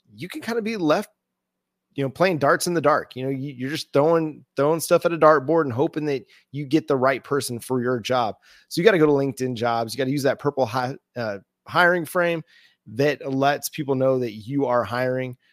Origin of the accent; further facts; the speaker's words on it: North Texas, United States; I grew up in the North Texas area